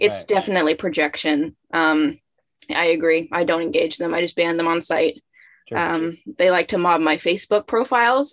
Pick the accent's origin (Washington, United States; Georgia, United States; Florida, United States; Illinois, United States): Washington, United States; about an hour outside of Seattle; now in Massachusetts, United States; I grew up about an hour outside of Seattle, Washington